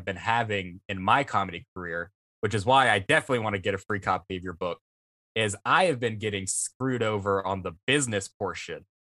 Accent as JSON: {"language": "English", "region": "South Mississippi", "country": "United States", "said": "around here where we're from South Mississippi."}